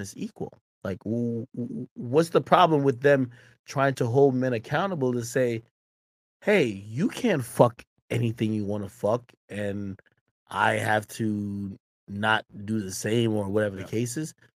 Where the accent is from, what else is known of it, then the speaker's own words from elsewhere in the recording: Jamaica; now in United States; wasn't born in the United States. I was born in Jamaica.